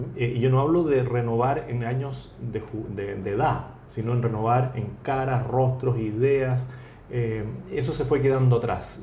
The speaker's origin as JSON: {"language": "Spanish", "country": "Chile", "said": "político chileno por vocación"}